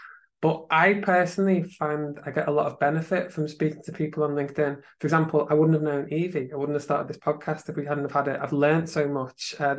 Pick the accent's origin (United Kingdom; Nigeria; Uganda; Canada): United Kingdom; from being British